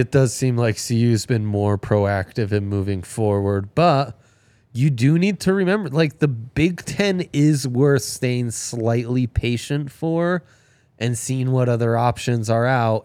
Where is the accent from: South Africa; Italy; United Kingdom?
Italy; moved away; I grew up in Italy